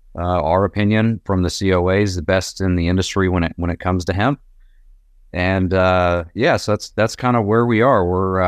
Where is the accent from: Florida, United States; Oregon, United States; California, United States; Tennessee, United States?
Tennessee, United States; Knoxville; I was born and raised here in East Tennessee, Knoxville.